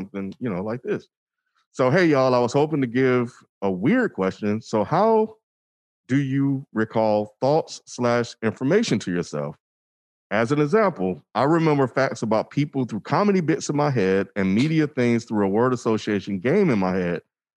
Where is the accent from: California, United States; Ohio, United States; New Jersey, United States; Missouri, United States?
Missouri, United States; Kansas City; I'm from Kansas City. The Asian population here isn't too big